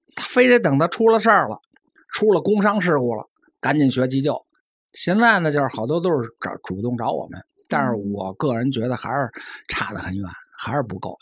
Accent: China; 我是中国人

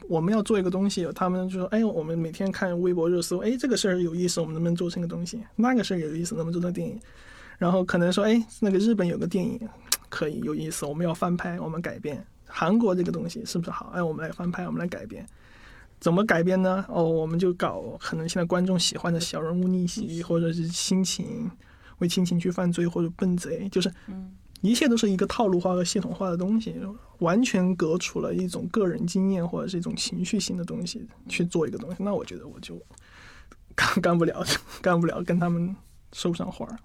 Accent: Chongqing, China; 我就重庆人嘛

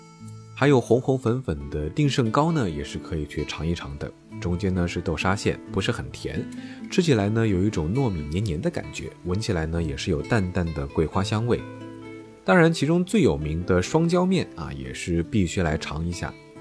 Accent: Jiangxi, China; moved away; 虽然是在我的老家，

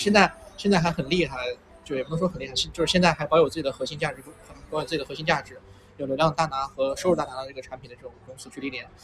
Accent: Xinjiang, China; moved away; 我父母都在新疆嘛嗯。对。就是我小的时候其实从小一直在新疆生活

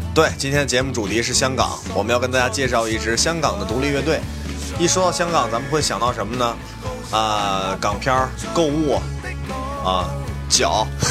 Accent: China; 咱们内地人和很多人的这个童年还有青春都听过…

